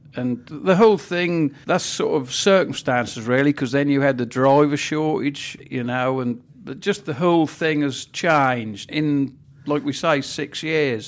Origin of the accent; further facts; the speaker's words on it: Norfolk, East of England, United Kingdom; accent: Norfolk; when I was young, I was always embarrassed about my Norfolk accent